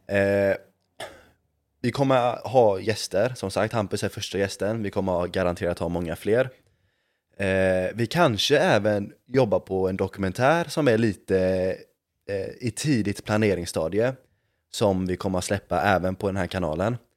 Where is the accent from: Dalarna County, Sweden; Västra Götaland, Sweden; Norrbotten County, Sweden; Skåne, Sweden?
Västra Götaland, Sweden; Gothenburg; jag är från Göteborg.